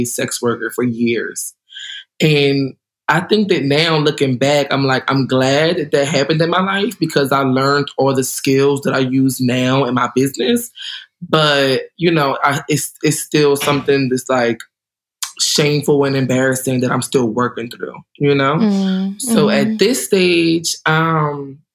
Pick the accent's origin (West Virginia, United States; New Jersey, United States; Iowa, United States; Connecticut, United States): New Jersey, United States; also born or lived in Puerto Rico (ancestry); I'm from New Jersey. I'm from South Jersey. I grew up with my grandparents